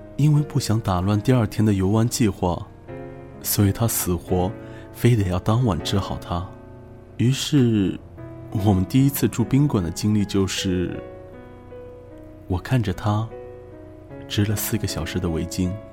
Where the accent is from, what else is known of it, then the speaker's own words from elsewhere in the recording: China; 我们中国人